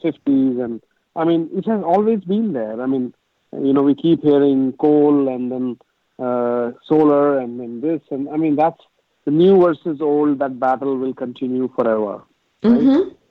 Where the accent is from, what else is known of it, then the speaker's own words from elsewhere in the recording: India; moved away as an adult; now in United States; I grew up in India